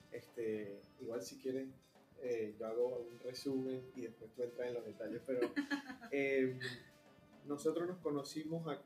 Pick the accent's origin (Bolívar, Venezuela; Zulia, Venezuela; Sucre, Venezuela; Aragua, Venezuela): Zulia, Venezuela; Maracaibo; now in Argentina; soy del, del Zulia